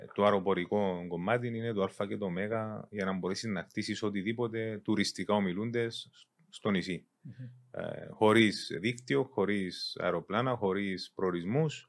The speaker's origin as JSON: {"language": "Greek", "town": "Engomi", "region": "Nicosia District", "country": "Cyprus", "tie": "born or raised there", "also_born_or_lived": "Zaire (Congo) / London, United Kingdom"}